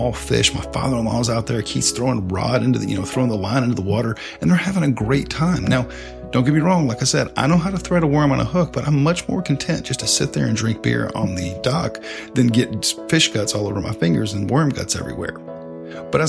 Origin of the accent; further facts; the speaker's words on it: the South, United States; growing up in the South